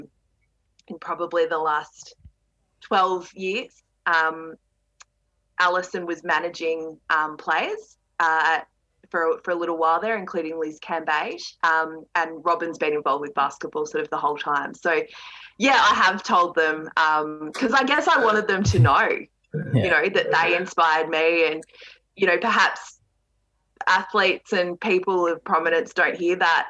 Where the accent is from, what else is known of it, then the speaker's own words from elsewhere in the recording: Ballarat, Victoria, Australia; I was from Ballarat, that I wasn't from the city.